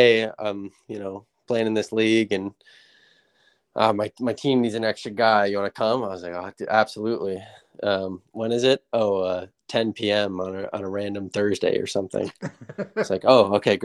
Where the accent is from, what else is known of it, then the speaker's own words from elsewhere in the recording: Aurora, Illinois, United States; moved away as an adult; also born or lived in Germany; now in Minneapolis, United States; I grew up in Aurora, Illinois, down over in Chicago suburbs